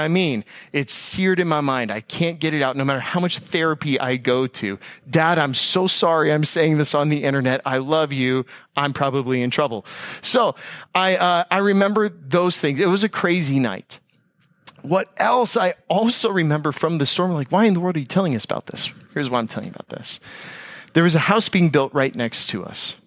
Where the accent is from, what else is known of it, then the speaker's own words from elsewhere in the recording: Tampa, Florida, United States; moved away; also born or lived in Palm Beach County, Florida; I'm from Tampa Bay and from the west coast of Florida.